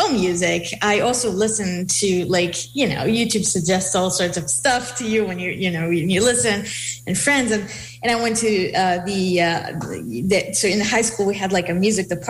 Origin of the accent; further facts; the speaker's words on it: Israel; English is a second language; moved away; I grew up in Israel, and I played, I joined the school orchestra in my school